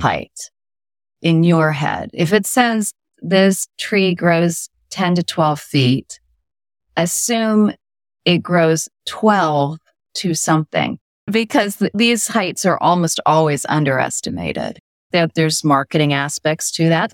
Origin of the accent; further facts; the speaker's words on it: California, United States; moved away as an adult; also born or lived in Iowa; now in East Coast, United States; I grew up in California for the most part